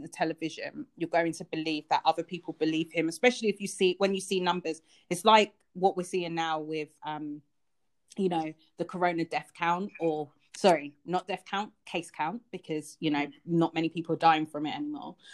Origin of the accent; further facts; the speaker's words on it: United Kingdom; I am British. I do live here